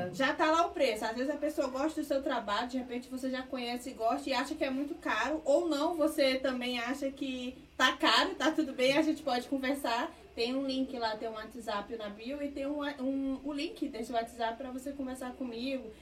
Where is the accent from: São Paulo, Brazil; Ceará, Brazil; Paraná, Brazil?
Ceará, Brazil; Sobral; moved away as an adult; now in Rio de Janeiro, Brazil; Sou cearense, natural de Sobral, no Ceará